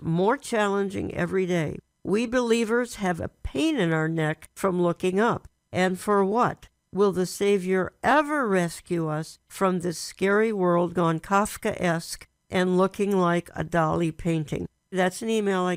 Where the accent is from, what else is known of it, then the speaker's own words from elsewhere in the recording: Minneapolis, Minnesota, United States; I was raised in Minneapolis, Minnesota, one of the prettiest cities on the face of the earth